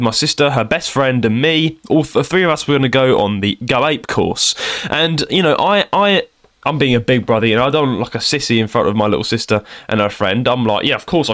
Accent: United Kingdom; also born or lived in London / Kent; I'm from London and Kent, that area.

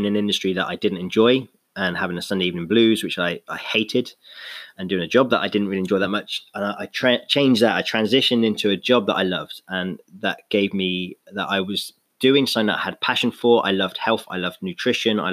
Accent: London, United Kingdom; moved away; also born or lived in Exeter; I was born in London.

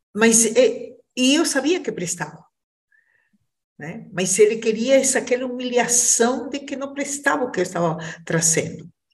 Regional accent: Peru; now in Brazil; sou peruana, mas eu digo que sou uma brasileira que nasceu no Peru

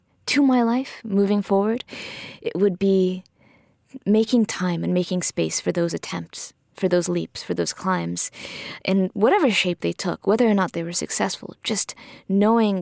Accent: Miami, Florida, United States; I grew up in Miami

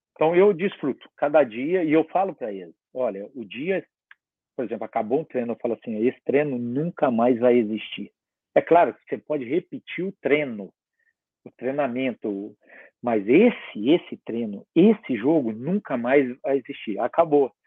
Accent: south of Minas Gerais, Brazil; moved away; eu sou do sul de Minas

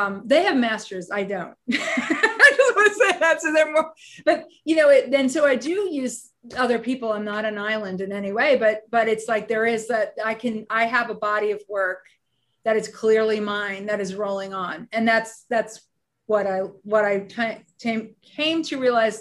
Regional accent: United States; as an American designer

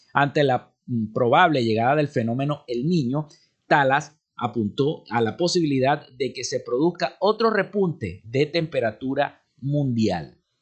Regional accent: Venezuela

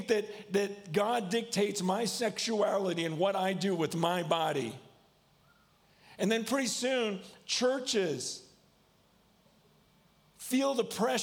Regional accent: United States; I'm from America. So I say, yeah, not yah.

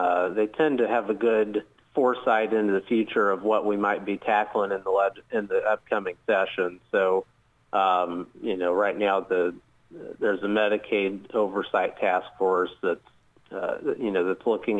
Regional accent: Muncie, Indiana, United States; moved away as an adult; now in Southeast Indiana, United States; originally from Muncie, Indiana. It's where I grew up and was raised

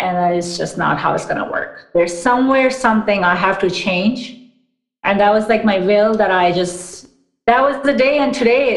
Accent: New York, United States; moved away as an adult; also born or lived in Pakistan / Orlando / Washington, D.C. / Austin; now in Seattle, United States; we moved to New York, actually, when I was eight

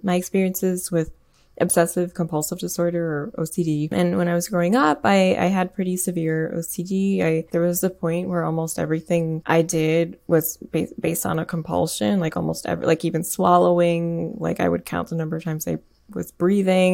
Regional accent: Michigan, United States; I grew up in Michigan and not too far away from Flint

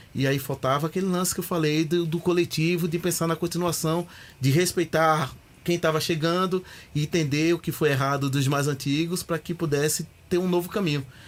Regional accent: Recife, Pernambuco, Brazil; moved away as an adult; also born or lived in Sorocaba; now in São Paulo, Brazil; Sou de Recife, Pernambuco, de um bairro chamado San Martim, é onde eu cresci

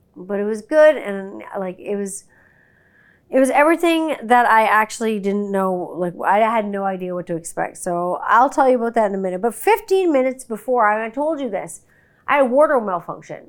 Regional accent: Canada; I'm Canadian

